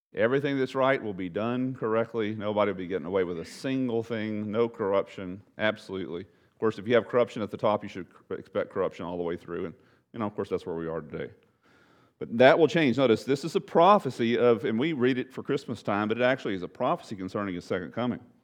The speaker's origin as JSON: {"language": "English", "town": "Bridge City", "region": "Texas", "country": "United States", "tie": "born or raised there", "said": "my hometown was Bridge City. my hometown alma mater, high school, Bridge City"}